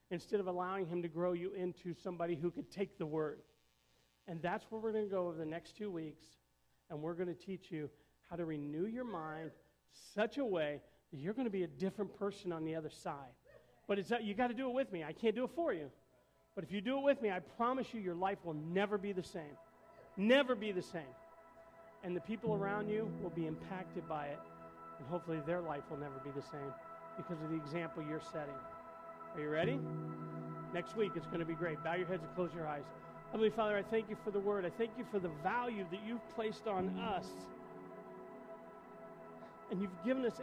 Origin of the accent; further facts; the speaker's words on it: Indiana, United States; I had a lot of friends up north because I moved down from Indiana. And probably five years into it, you know, you still stay in touch with people you went to school with.